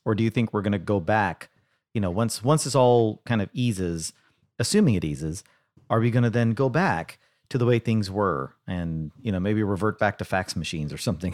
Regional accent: Dallas, Texas, United States; in Dallas, my hometown

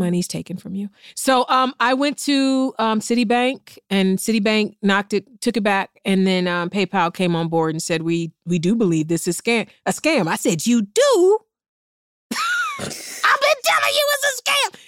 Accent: East Cleveland, Ohio, United States; I'm from East Cleveland

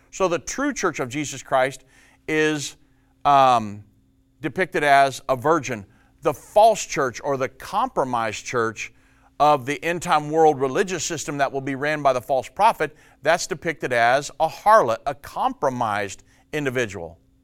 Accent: Indiana, United States; moved away; I was born and raised in Indiana

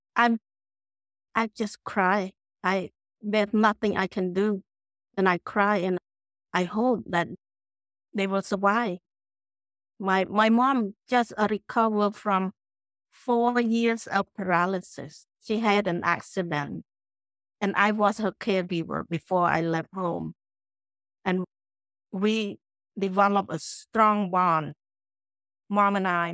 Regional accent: Cambodia; moved away as an adult; also born or lived in Phnom Penh, Cambodia / Connecticut, United States; now in Clearwater, United States; I grew up in the village, in the small village in Cambodia

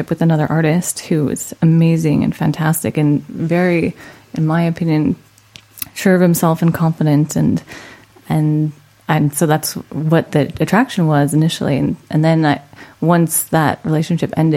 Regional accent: Orem, Utah, United States; also born or lived in Idaho Falls, Idaho; now in Orange County, California, United States; I grew up in Utah.

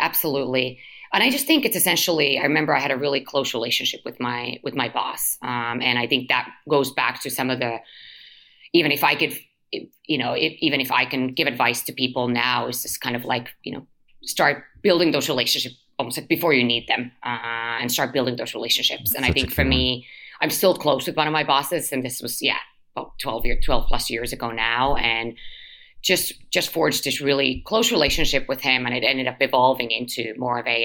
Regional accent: Helsinki, Uusimaa, Finland; moved away; also born or lived in London; my family, as mentioned, born and raised in Helsinki, but uh, we lived in London when I was younger, um, but like five years old, so very young

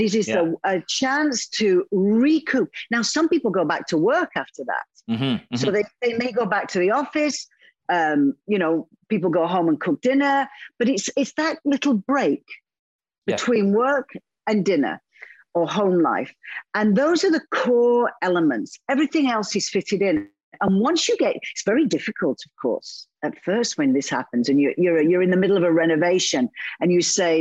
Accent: United Kingdom; now in Italy; I'm European. I'm British.

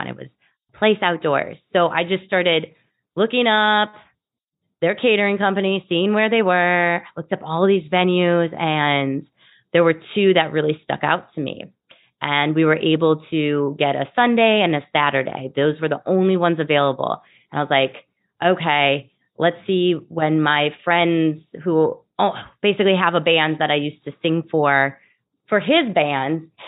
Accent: Wisconsin, United States; moved away as an adult; now in Chicago, United States; I'm from Wisconsin, but I've been living in Chicago for 15 years

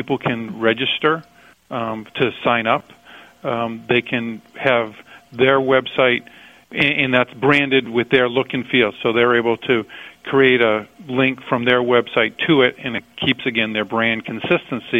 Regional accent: New Hampshire, United States; I told you I was from New Hampshire

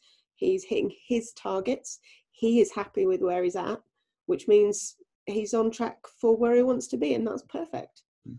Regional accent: United Kingdom; being very British.

